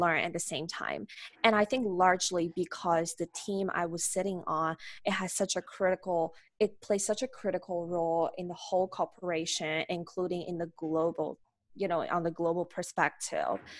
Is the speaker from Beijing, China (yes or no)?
no; Nanjing, Jiangsu, China; I'm a native, uh, Chinese. I born in China. Uh, my hometown is Nanjing